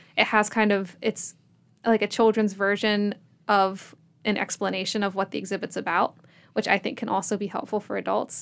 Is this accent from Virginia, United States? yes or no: yes; Richmond, Virginia, United States; now in Abingdon, United States; I'm from Richmond